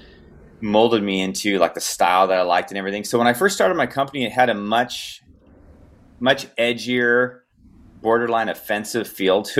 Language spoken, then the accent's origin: English; Southern California, United States; grew up skateboarding and I'm from Southern California